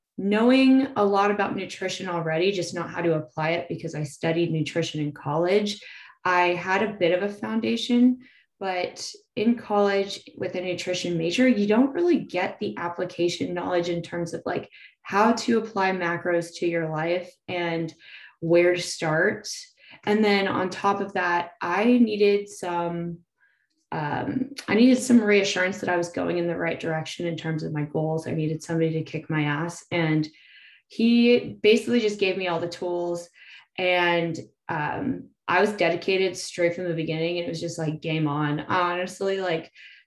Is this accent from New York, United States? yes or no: no; Salinas, California, United States; now in San Diego, United States; … and I grew up together in Salinas, so hometown buddies